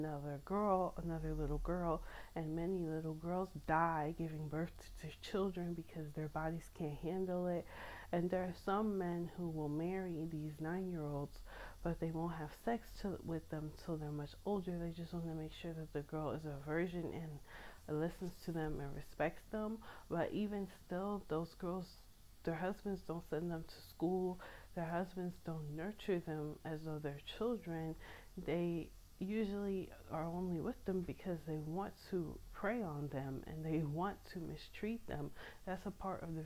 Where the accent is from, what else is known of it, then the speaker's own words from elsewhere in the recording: United States; I'm American, so I'm not raised in a world where that's okay